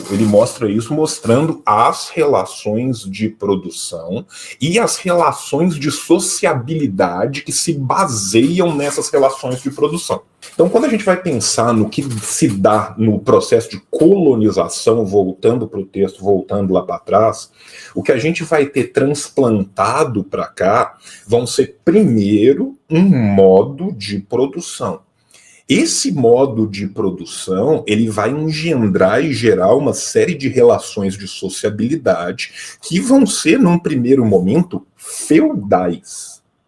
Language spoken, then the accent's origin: Portuguese; a region of Minas Gerais, Brazil; Eu venho de uma região de Minas Gerais que as minhas relações de produção no interior são muito mais próximas